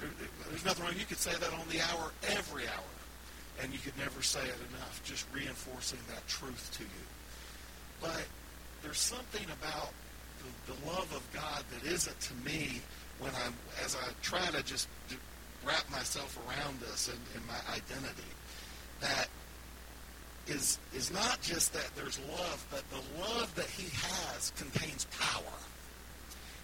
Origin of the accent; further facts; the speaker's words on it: the South, United States; I'm from the South, and proudly so